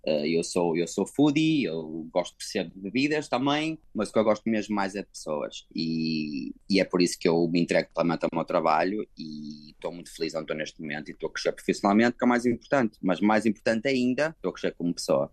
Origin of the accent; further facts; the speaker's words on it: Portugal; moved away as an adult; now in Hong Kong; eu que sou europeu, como tu, não é? Português